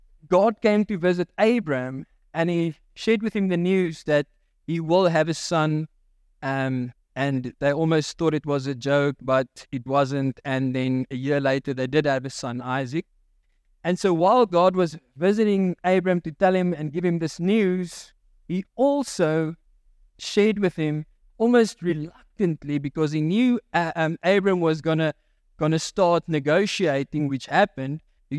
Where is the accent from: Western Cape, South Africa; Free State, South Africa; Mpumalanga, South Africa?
Free State, South Africa; I grew up in the Free State, and the mining houses had big backyards, and so there was a lot of space to chip, right?